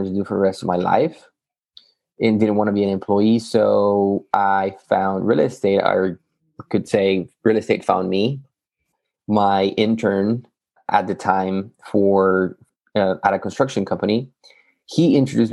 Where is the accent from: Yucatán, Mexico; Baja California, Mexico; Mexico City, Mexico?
Yucatán, Mexico; moved away as an adult; also born or lived in Matamoros, Tamaulipas, Mexico; now in Texas, United States; I'm originally from Mexico, Yucatan